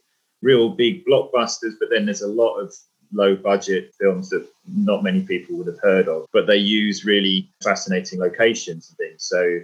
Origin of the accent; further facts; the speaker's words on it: Lytham St Annes, North West England, United Kingdom; also born or lived in London / Troutbeck Bridge; now in Heysham, United Kingdom; because we lived for 5 years in St. Anne's when I was a kid in Lancashire near Blackpool.